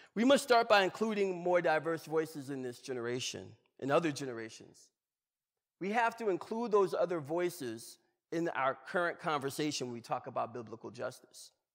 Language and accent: English; Georgia, United States; I'm from Georgia.